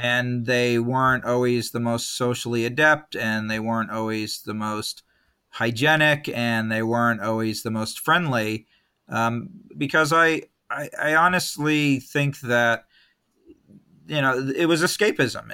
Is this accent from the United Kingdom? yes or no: no; Escondido, California, United States; also born or lived in San Diego / Long Beach / San Jose; now in Los Angeles, United States; born in San Diego, grew up in a town called Escondido